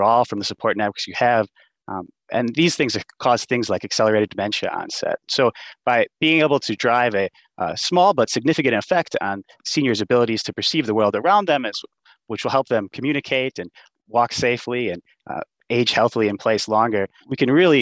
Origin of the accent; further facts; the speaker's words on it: Wisconsin, United States; growing up in Wisconsin